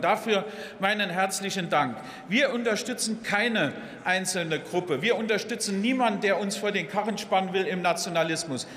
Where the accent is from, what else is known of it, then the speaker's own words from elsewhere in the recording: Welschbach, Saarland, Germany; in meinen Heimatort kamen, Welschbach, 1200 Einwohner